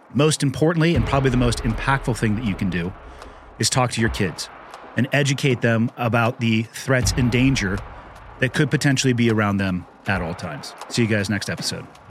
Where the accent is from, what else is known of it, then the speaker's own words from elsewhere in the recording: California, United States; growing up in California